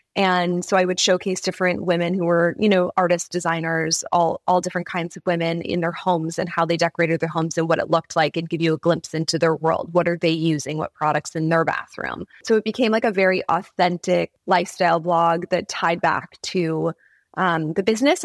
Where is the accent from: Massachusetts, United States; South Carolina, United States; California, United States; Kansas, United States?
California, United States; Growing up in California